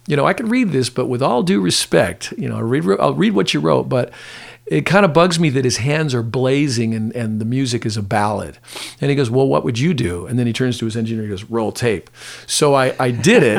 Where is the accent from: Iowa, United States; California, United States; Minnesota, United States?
California, United States; Pasadena; I grew up in Pasadena, you know, in Pasadena, California